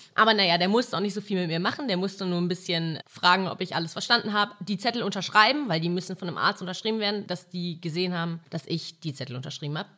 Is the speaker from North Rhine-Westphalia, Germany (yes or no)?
yes; Mülheim an der Ruhr, North Rhine-Westphalia, Germany; moved away; bei mir in der Stadt, wo ich herkomme, aus Mülheim an der Ruhr